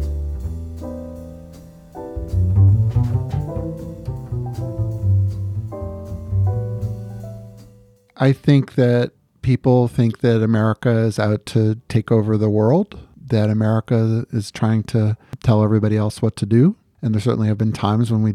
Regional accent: United States

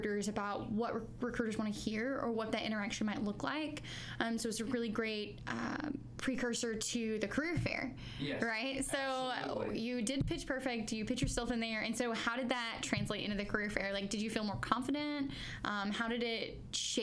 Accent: Central Arkansas, United States; also born or lived in Fayetteville, Arkansas; I'm from Central Arkansas, and I've been here for about 8 years

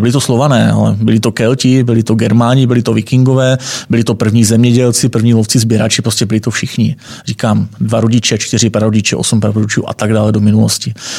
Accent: Northern Moravia, Czechia; Já jsem ze Sude ze severu Moravy, tam jsem se vlastně narodil a vyrostl

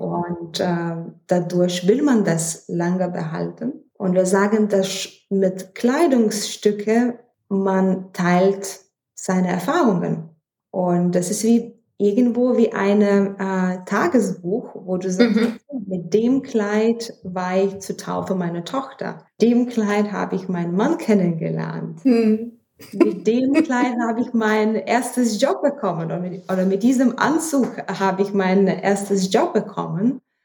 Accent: Vilnius, Vilnius County, Lithuania; German is a second language; moved away as an adult; now in Düsseldorf, Germany; Also, ursprünglich komme ich aus Litauen. Ich bin in Hauptstadt Vilnius geboren und ich bin nach Düsseldorf geheiratet

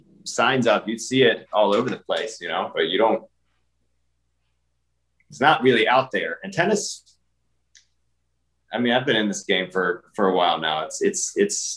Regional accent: Philadelphia, Pennsylvania, United States; moved away; I'm from Philadelphia

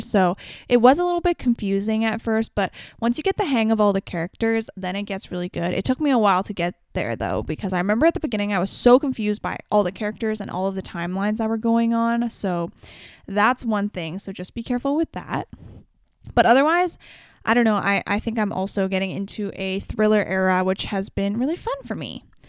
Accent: Canada; as a Canadian

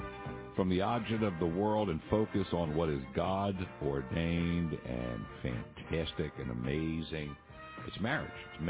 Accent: Philadelphia, Pennsylvania, United States; I'm from Philly

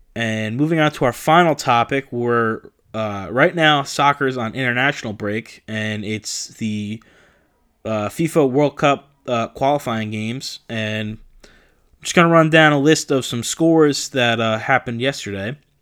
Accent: New Jersey, United States; I'm from New Jersey

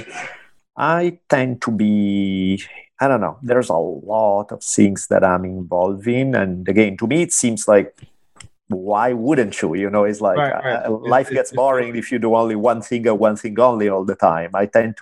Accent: Italy; moved away as an adult; now in California, United States; I grew up in Italy. I lived there till I was 18. Moved out here to California at 18 years old.

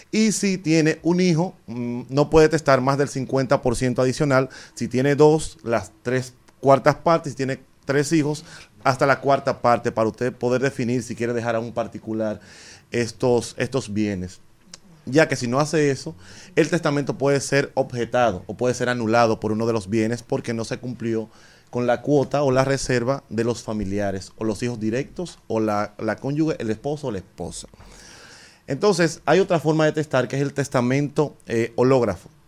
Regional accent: Dominican Republic; Nosotros como dominicanos no tenemos un ejercicio permanente de organizar qué va a pasar con nuestros bienes

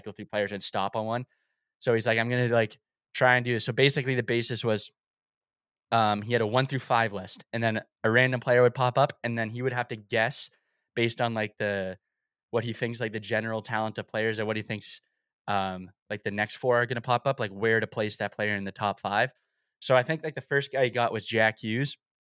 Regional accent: Toronto, Ontario, Canada; I was born in Scarborough, so it's kinda like where I grew up

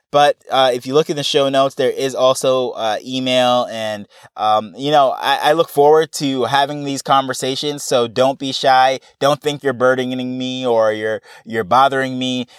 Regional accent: New York, United States; moved away as an adult; now in Jamaica; I grew up in New York and I have, you know, I went through, actually kindergarten right through college

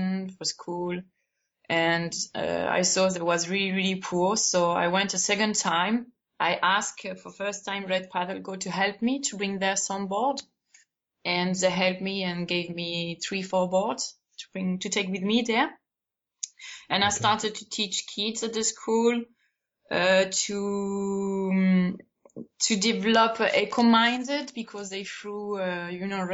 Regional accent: Andalusia, Spain; English is a second language; I'm from Andalusia, the south of Spain.

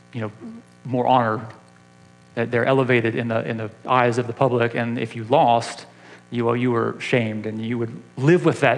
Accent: Atlanta, Georgia, United States; moved away; I grew up in Atlanta

